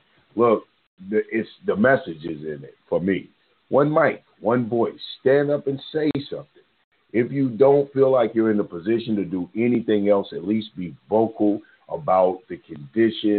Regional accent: Louisville, Kentucky, United States; I'm from Louisville.

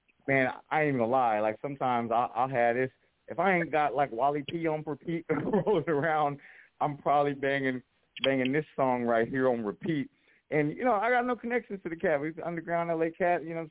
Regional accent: Pomona, California, United States; I'm from Pomona

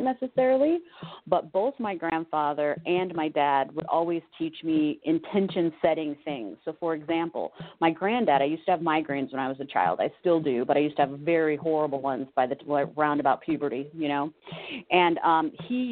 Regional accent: California, United States; moved away as an adult; also born or lived in Connecticut; I'm from California

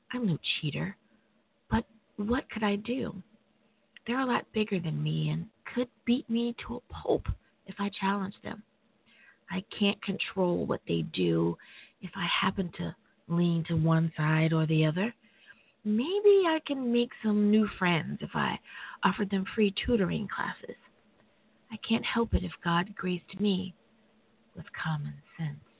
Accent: United States; my home country, the U.S. of A.

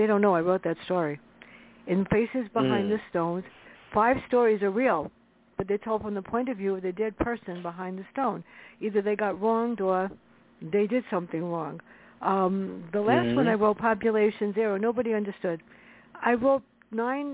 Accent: New York City, New York, United States; growing up in the South Bronx together.

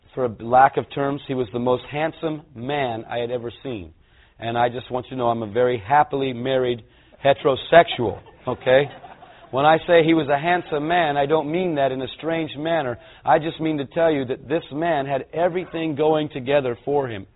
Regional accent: California, United States; I'm a Californian

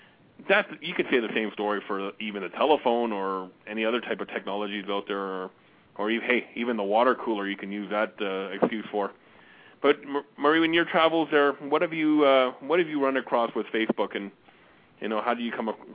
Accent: Glasgow, Scotland, United Kingdom; born there; and from Edinburgh, Scotland, which is not too far from where I was born in Glasgow.

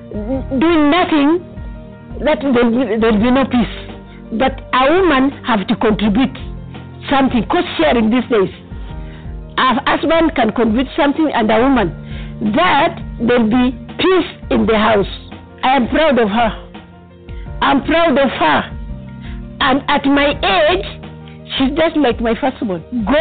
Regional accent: Nairobi, Kenya; I am a Nubian by tribe. I was born in Kibra and I'm over 70 years

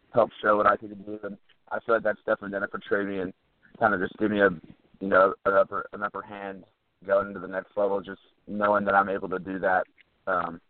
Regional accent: Texas, United States; growing up in Texas

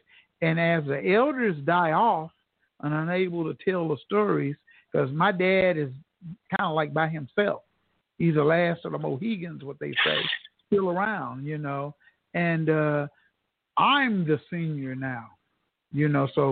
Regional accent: Tulsa, Oklahoma, United States; I grew up here in Tulsa, Oklahoma, in North Tulsa, Greenwood

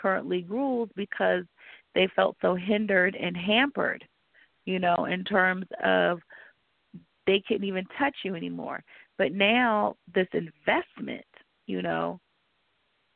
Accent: Fairfax, Virginia, United States; I grew up in Fairfax, but it is the DMV

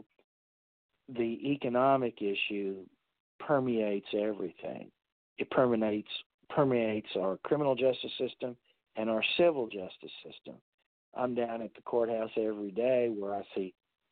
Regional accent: Central South Carolina, United States; moved away as an adult; also born or lived in Massachusetts; now in Texas, United States; I grew up in Central South Carolina

